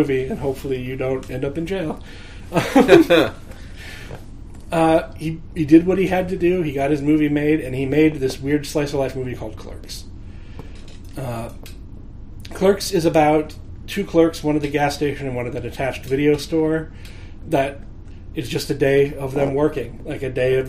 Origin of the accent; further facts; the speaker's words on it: Omaha, Nebraska, United States; growing up in Nebraska. Like, in this place where there's, like, Omaha's a big enough city